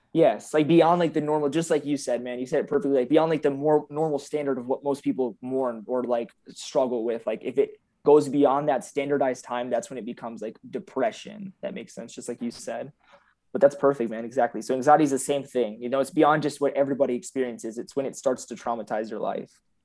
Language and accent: English; San Antonio, Texas, United States; also born or lived in Michigan; So I claim San Antonio 'cause I moved here, uh, when I was eight, but I, I started in Michigan, funny enough. I grew up in Bethesda, but I moved when I was eight years old.